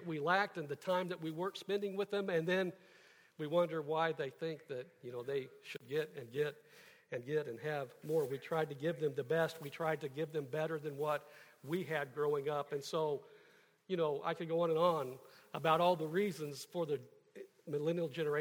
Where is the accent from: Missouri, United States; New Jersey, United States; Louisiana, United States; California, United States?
Missouri, United States; Kansas City; I grew up in Kansas City